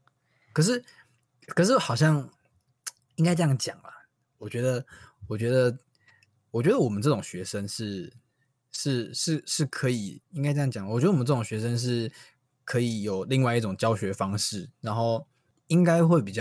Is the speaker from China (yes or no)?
no; Taiwan; 我土生土长台湾人，竟然有这种外语班的，